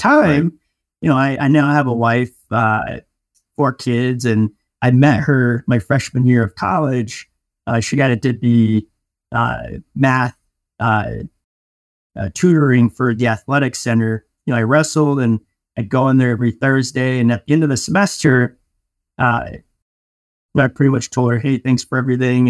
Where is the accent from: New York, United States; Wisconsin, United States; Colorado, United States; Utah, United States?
Colorado, United States; Denver; moved away as an adult; also born or lived in Michigan; I'm from Denver, Colorado, and I went to school out of state and at, uh, Michigan State